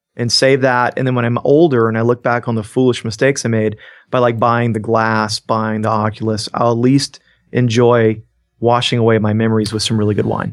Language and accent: English; Georgia, United States; I'm from Georgia and there's hospitality in my roots